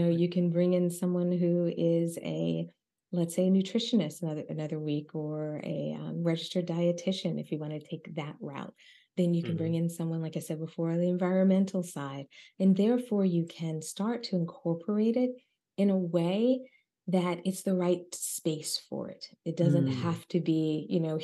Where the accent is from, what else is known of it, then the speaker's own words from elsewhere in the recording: Philadelphia, Pennsylvania, United States; I'm Black, I'm from Philly